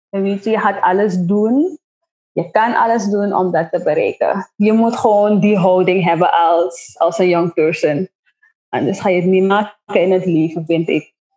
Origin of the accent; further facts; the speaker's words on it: Nickerie, Suriname; moved away as an adult; now in Paramaribo, Suriname; ik ben van Nikeri